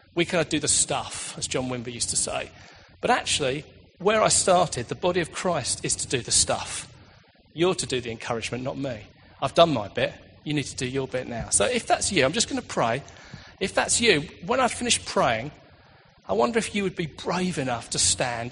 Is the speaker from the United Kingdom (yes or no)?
yes; United Kingdom; we're British